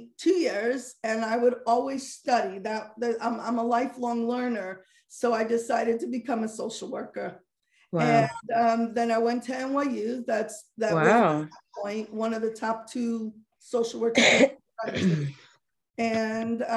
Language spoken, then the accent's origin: English; Muncie, Indiana, United States; I grew up sheltered in Muncie